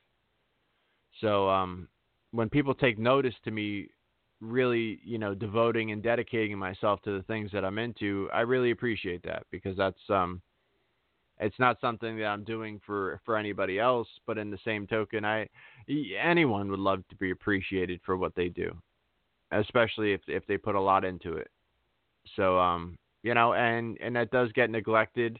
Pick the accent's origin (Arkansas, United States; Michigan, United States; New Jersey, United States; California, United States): New Jersey, United States; a complete Jersey jerk off